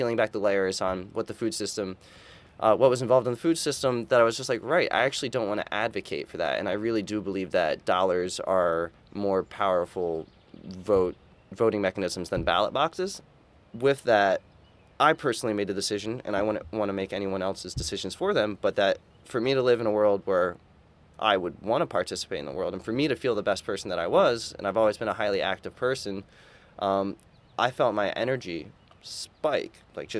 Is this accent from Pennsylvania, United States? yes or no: yes; outside of Philadelphia, Pennsylvania, United States; I grew up outside of Philadelphia